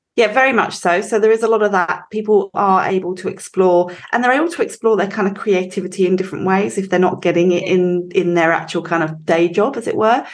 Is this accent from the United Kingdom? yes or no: yes; England, United Kingdom; moved away as an adult; now in Australia; So I grew up in England, as you can probably tell. Um, I've been here for over 20 years, but um, can't shake the accent.